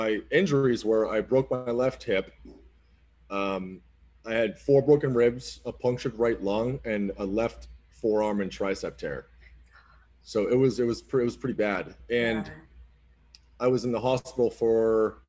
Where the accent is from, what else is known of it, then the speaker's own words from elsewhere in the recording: Oxford, Massachusetts, United States; moved away; I don't really live in the city of Boston, but I'm from a small town called Oxford, Massachusetts